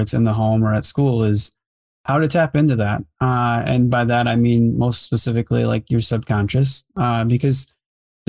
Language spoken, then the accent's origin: English; Grand Rapids, Michigan, United States; I've grown up here my whole life